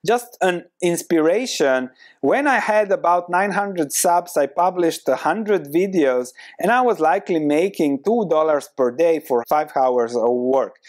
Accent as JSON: {"language": "English", "country": "Croatia", "also_born_or_lived": "London", "moved": "as an adult", "lives_now": "Netherlands", "said": "I come from Croatia"}